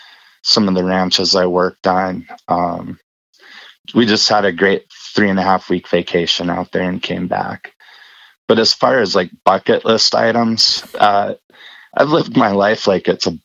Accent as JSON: {"language": "English", "town": "Colstrip", "region": "Montana", "country": "United States", "tie": "born or raised there", "also_born_or_lived": "Rosemount, Minnesota / Germany", "moved": "yes", "said": "we moved out to Coal Strip, Montana. It's small coal mining town."}